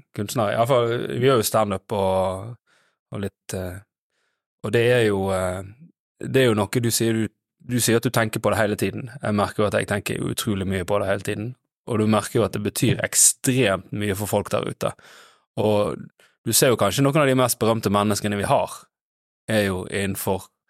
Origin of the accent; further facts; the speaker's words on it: Os, Vestland, Norway; jeg er fra Os